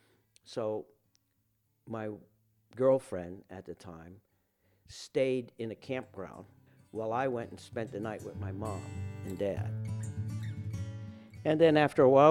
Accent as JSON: {"language": "English", "town": "New Orleans", "region": "Louisiana", "country": "United States", "tie": "born or raised there", "also_born_or_lived": "St. Bernard Parish, Louisiana / California", "moved": "as an adult", "said": "I was born in New Orleans. Until I was 8 years old, I lived in the lower Ninth Ward. And my father was a carpenter, and he built a house down in St. Bernard Parish, and we moved there"}